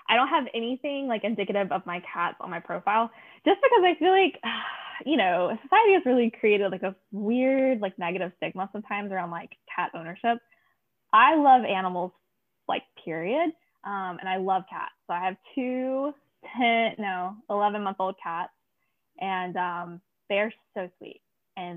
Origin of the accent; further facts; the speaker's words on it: Alabama, United States; I grew up in Alabama